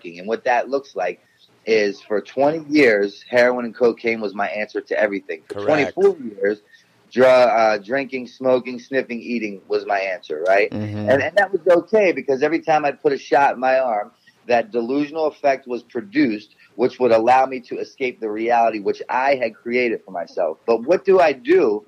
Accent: Baltimore, Maryland, United States; I was born and raised in Baltimore City.

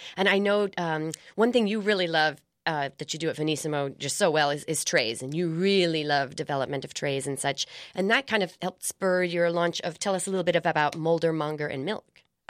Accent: Colorado, United States; I'm from Colorado.

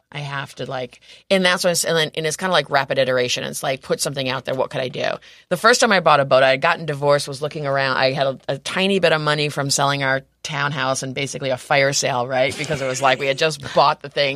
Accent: Rome, New York, United States; also born or lived in New Orleans; now in San Diego, United States; I grew up in Rome, New York, um, so, which is on the Erie Canal

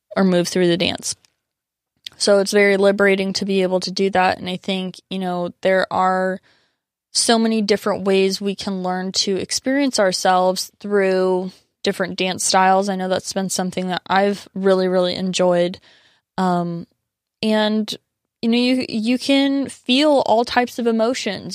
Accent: San Diego, California, United States; my roots are definitely like very firmly in San Diego. Like I consider myself very Southern Californian and, you know, really grew up in this culture

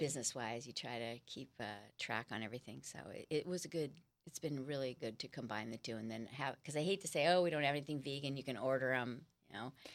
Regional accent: Los Angeles, California, United States; now in San Diego, United States; I'm from Los Angeles

